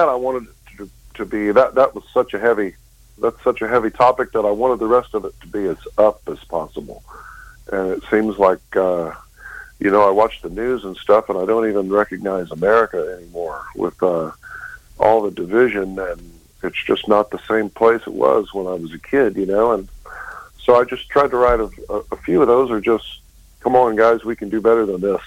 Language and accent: English; Lake Charles, Louisiana, United States; moved away; also born or lived in Tulsa, Oklahoma / Houston, Texas; I was born in Tulsa, Oklahoma, 1963, which means I'm just about to, my next birthday, I'll be 60. My father was in the oil business, so we traveled all over the place, internationally and domestically, and we ended up in Lake Charles, Louisiana, finally in the about 1969